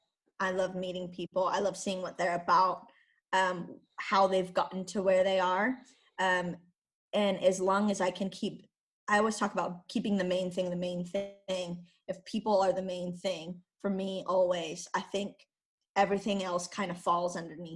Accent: California, United States; moved away as an adult; also born or lived in Iceland; now in Switzerland

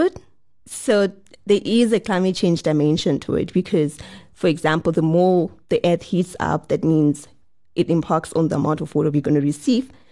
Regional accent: Zimbabwe; also born or lived in South Africa; I'm from Zimbabwe and my parents, he w, were working in South Africa. So I used to, you know, migrate from Zimbabwe to South Africa a lot of times

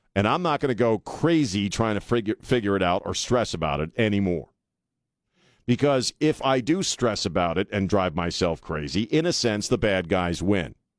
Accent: Annapolis, Maryland, United States; now in San Antonio, United States; I grew up in Annapolis

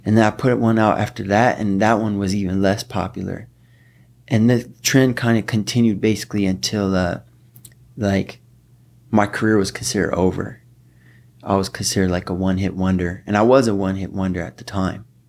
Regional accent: Southfield, Michigan, United States; also born or lived in Detroit; I was born in Detroit. I grew up in a suburb that borders Detroit called Southfield, Michigan

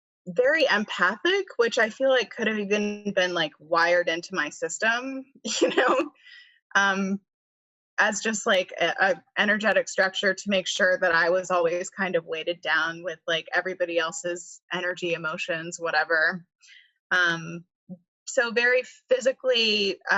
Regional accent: Charlotte, North Carolina, United States; I was born and raised in Charlotte and I never left

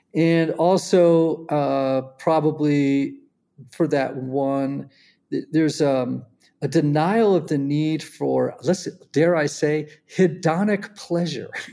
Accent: Greenwich, Connecticut, United States; I grew up in Greenwich, Connecticut

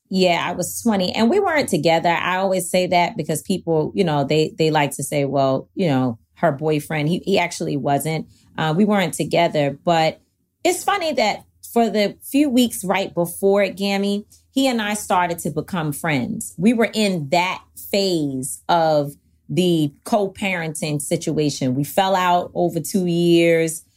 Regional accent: New York City, New York, United States; In Harlem, in Manhattanville Projects, on one hundred thirty-third Street and Old Broadway

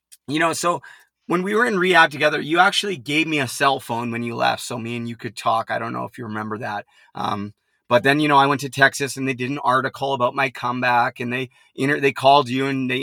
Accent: Port Coquitlam, British Columbia, Canada; Now the jail is actually in my hometown, about 5 minutes from where I grew up

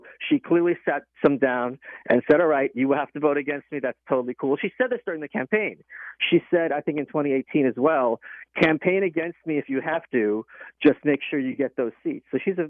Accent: Russia; moved away; Where I'm from, at least, maybe it's because I'm an immigrant from Russia, there's this sense of honor and respect

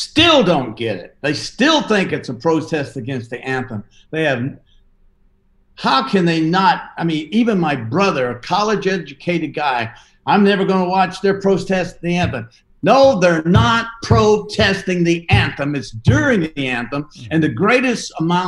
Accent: the South, United States; I'm from the South.

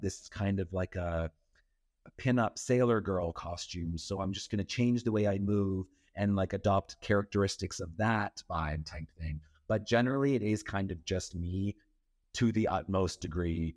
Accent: Powassan, Ontario, Canada; moved away as an adult; now in Toronto, Canada; grew up outside of Powhatan, Ontario, the art of Powhatan. It's outside of North Bay

